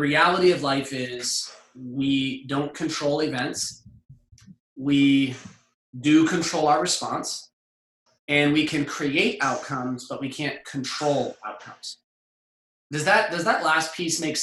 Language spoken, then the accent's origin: English; California, United States; I grew up in California and lifeguards